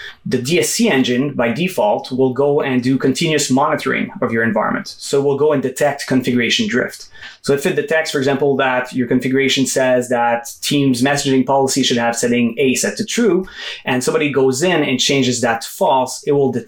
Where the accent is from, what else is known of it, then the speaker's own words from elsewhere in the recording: Quebec, Canada; also born or lived in Gatineau, Quebec; I'm actually from Quebec. So I'm in a city called Gano, which is right across from Ottawa, about 2 hours from Montreal